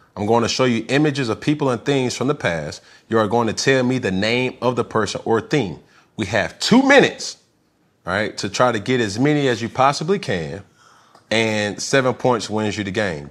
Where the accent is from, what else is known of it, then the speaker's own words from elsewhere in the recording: Atlanta, Georgia, United States; I'm from Atlanta